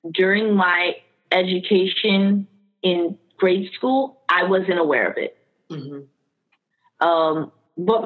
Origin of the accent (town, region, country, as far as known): Miami, Florida, United States; born or raised there; also born or lived in Queens, New York